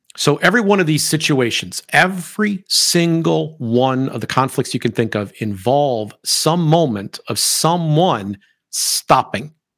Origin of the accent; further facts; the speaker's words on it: United States; I am an American